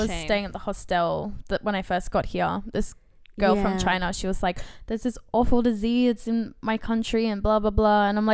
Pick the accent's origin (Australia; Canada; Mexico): Australia; Brisbane, Queensland; moved away as an adult; now in Melbourne, Australia; I was born in Melbourne, grew up in Brisbane.